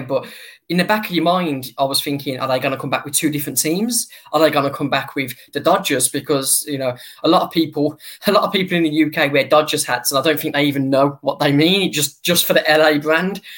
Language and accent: English; United Kingdom; also born or lived in near Birmingham; my home country